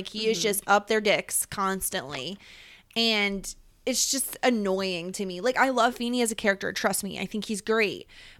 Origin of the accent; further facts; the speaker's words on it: New York, United States; accent: upstate New York; I mean, we're both from the Northeast, right? Like, we both don't have, like, the best accents that anybody has ever heard. Like, no one's ever like, I wish I had an upstate New York accent.